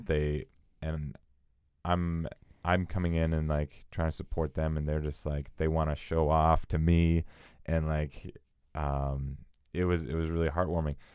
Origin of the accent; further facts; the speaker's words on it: Edmonton, Alberta, Canada; now in Vancouver, Canada; we're from Edmonton